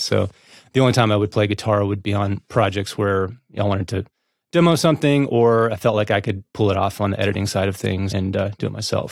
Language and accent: English; Northeast Tennessee, United States; now in Nashville, United States; I'm from East Tennessee, actually. Um, Northeast